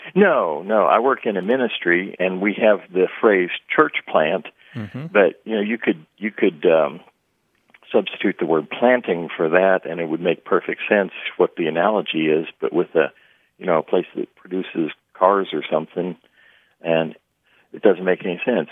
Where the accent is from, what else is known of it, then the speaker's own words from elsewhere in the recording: Midwest, United States; I grew up in the Midwest